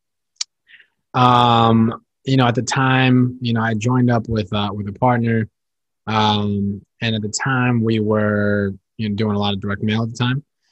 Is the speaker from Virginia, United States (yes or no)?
yes; Northern Virginia, United States; also born or lived in New York / Seattle; I'm from Northern Virginia. Born and raised